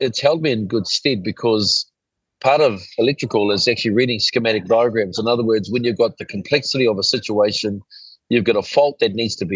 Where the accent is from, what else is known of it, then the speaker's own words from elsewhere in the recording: Auckland, New Zealand; when we were growing up in Ponsonby